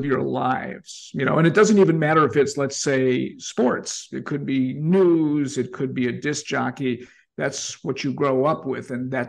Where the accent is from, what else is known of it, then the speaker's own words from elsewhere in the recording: Chicago, Illinois, United States; When I was in kindergarten, growing up in Albany Park, the kindergarten teacher sent the grades and told my father and mother that I was a busybody.